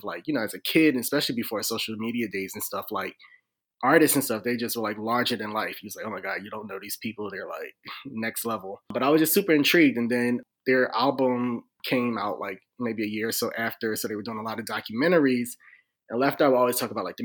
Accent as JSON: {"language": "English", "town": "Philadelphia", "region": "Pennsylvania", "country": "United States", "moved": "yes", "lives_now": "DMV area, United States", "said": "I'm from Philly."}